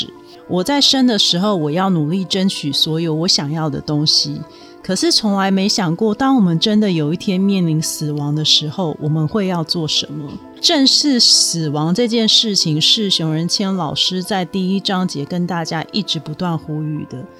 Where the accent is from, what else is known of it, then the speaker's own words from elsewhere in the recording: Taiwan; 在我们台湾人来讲，是完全不可思议的景象。